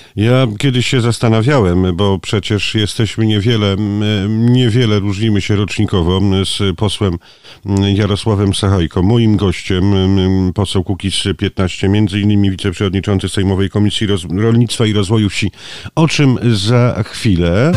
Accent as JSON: {"language": "Polish", "area": "a village in the Zamość area", "region": "Lublin Voivodeship", "country": "Poland", "said": "ja też pochodzę z pięknej zamojskiej wsi"}